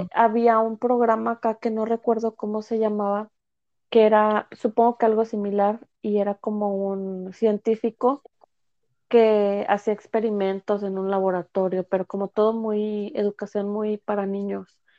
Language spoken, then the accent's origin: Spanish; United States; also born or lived in Mexico; yo la verdad crecí acá en Estados Unidos